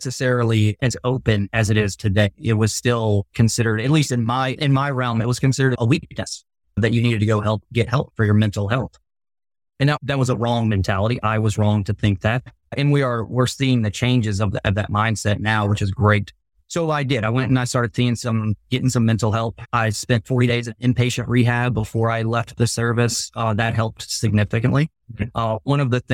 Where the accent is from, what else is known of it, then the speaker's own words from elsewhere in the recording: Long Beach, Mississippi, United States; moved away as an adult; also born or lived in Japan; I grew up on the Mississippi Gulf Coast, Long Beach